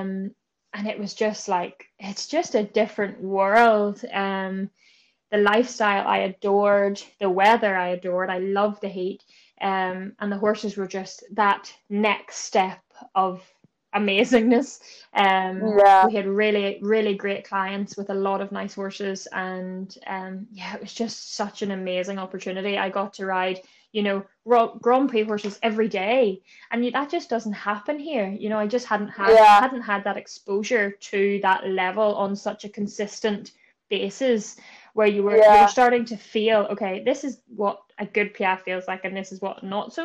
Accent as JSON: {"language": "English", "town": "Bangor", "region": "Northern Ireland", "country": "United Kingdom", "said": "I'm just from Bangor, County Down."}